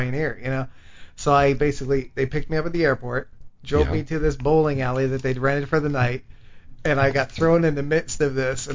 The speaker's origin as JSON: {"language": "English", "country": "Canada", "moved": "as an adult", "lives_now": "United States", "said": "I was originally from Canada"}